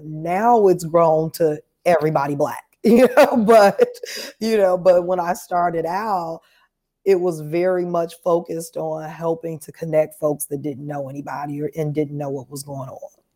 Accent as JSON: {"language": "English", "town": "Chicago", "region": "Illinois", "country": "United States", "tie": "born or raised there", "moved": "as an adult", "lives_now": "Nashville, United States", "said": "I'm from Chicago originally, so I'm a Chicago native li-, now living here in Nashville"}